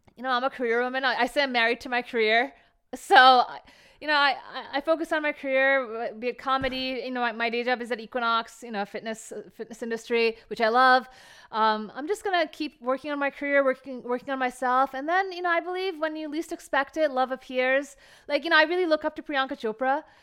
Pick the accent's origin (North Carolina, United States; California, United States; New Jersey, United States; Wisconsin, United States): New Jersey, United States; first language Bengali; English is a second language; I was born and raised in America, New Jersey, as we talked about, but my, my parents are from Calcutta, West Bengal.